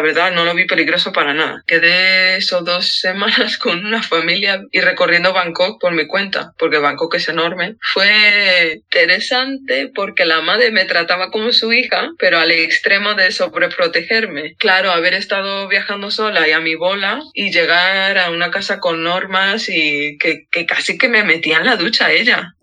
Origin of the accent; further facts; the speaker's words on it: Madrid, Community of Madrid, Spain; sobre todo en el puente, que es de donde soy yo, que son las casas bajas. Yo siempre he, vivido en una casa baja con patio